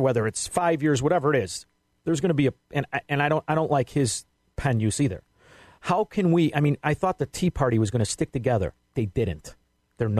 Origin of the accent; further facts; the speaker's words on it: Chicago, Illinois, United States; I grew up in Chicago